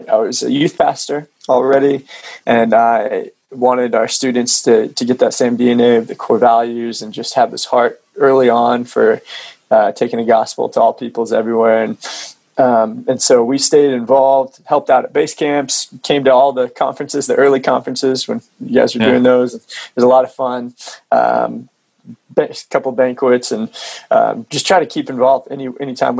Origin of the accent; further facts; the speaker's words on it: Oklahoma, United States; I'm from Oklahoma